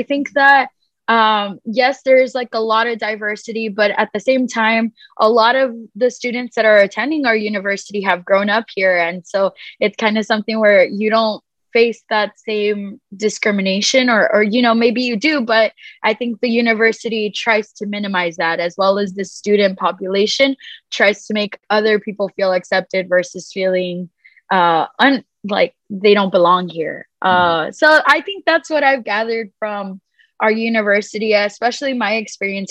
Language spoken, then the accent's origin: English; Edinburg, Texas, United States; I am from Edinburgh